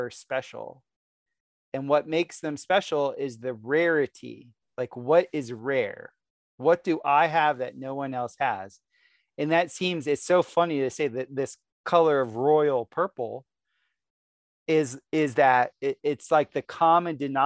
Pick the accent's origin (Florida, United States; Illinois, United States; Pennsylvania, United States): Florida, United States; South; growing up in Florida, who was always in South Florida when I was growing up